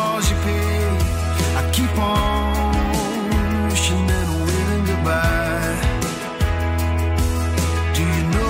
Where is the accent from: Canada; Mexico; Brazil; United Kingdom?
Canada; as a Canadian